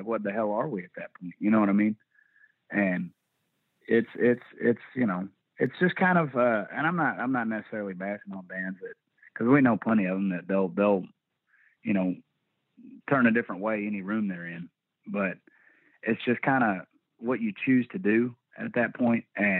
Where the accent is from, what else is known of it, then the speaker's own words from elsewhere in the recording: Sherman, Texas, United States; also born or lived in Indiana; Yeah, I was born in Indiana, but I moved at about the age of 3. So I pretty much from when I came online to being able to remember shit, it was in Texas.